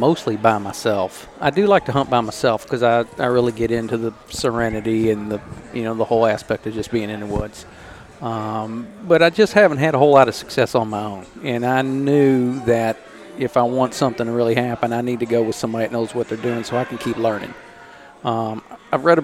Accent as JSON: {"language": "English", "town": "Louisville", "region": "Kentucky", "country": "United States", "tie": "born or raised there", "said": "I'm from Louisville. Lived here all my life"}